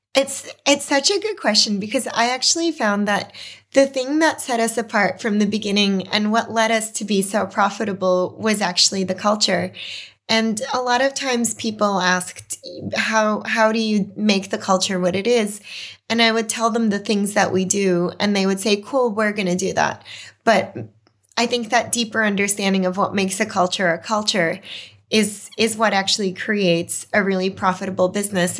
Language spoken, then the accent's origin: English; New York City, New York, United States; moved away as an adult; also born or lived in Belarus / Boston; now in Australia; growing up in Brooklyn, communities really formed on street corners